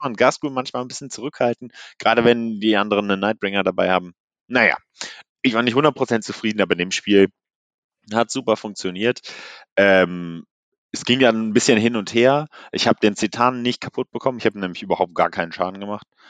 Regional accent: Cologne, North Rhine-Westphalia, Germany; ich komme ja aus Köln

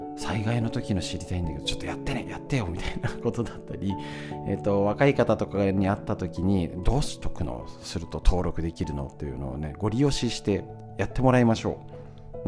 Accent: Honjō, Saitama, Japan; 私はここに生まれ育った

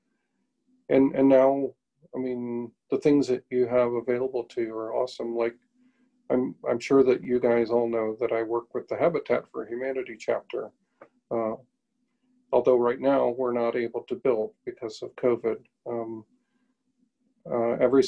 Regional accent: McLean, Illinois, United States; the same church that I went to when I was growing up in McLean, Illinois

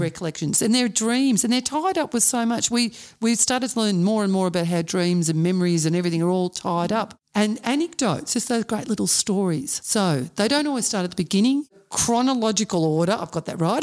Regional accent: Melbourne, Victoria, Australia; Those of us growing up in the West knew the freedom of childhood during those mercurial times

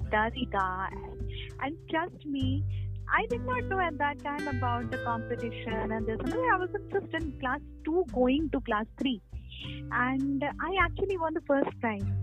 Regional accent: Lucknow, Uttar Pradesh, India; also born or lived in Allahabad; my parents, my grandparents, they're all from West Bengal, but I and my sister we are born and brought up in Lucknow. I mean I am born in Allahabad and brought up in Lucknow

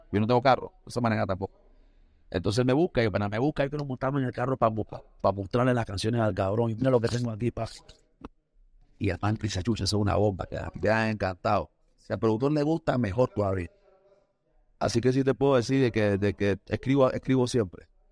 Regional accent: Panama; also born or lived in Costa Rica; Yo nací en Panamá y después me fui a Costa Rica a vivir un par de años y después regresé a Panamá

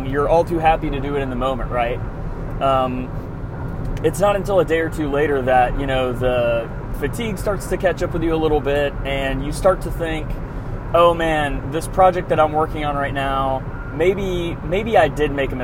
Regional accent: Nashville, Tennessee, United States; moved away; I'm from Nashville originally

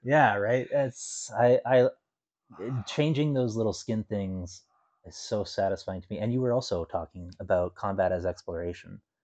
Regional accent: Canada; I'm Canadian.

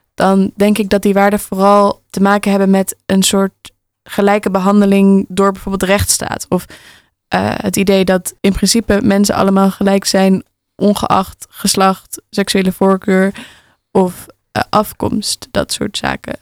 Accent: Alkmaar, North Holland, Netherlands; Ik ben opgegroeid in een flat in Alkmaar

